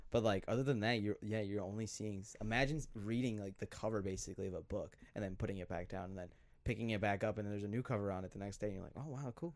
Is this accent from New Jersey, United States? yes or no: no; Glencoe, Minnesota, United States; I'm from Glencoe, Minnesota